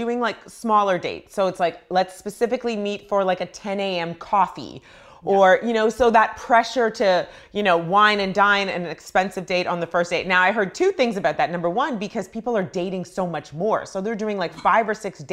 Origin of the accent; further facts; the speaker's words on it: Canada; I grew up in Canada